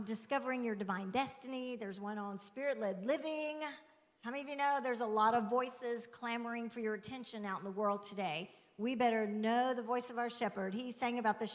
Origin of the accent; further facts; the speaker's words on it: Alabama, United States; we're from Alabama